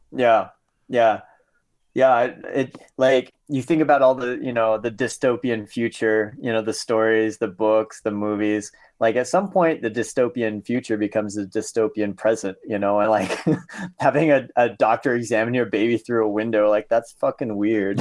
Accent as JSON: {"language": "English", "region": "Southern Iowa", "country": "United States", "tie": "born or raised there", "moved": "yes", "said": "growing up in Southern Iowa"}